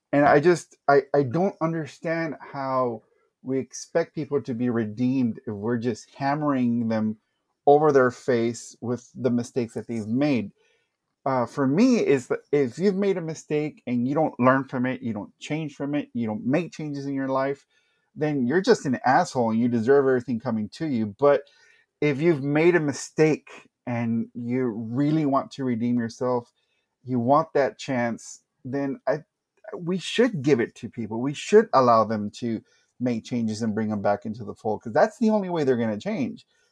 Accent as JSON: {"language": "English", "town": "Brownsville", "region": "Texas", "country": "United States", "tie": "born or raised there", "also_born_or_lived": "San Antonio, Texas", "said": "born and raised in Brownsville, Texas"}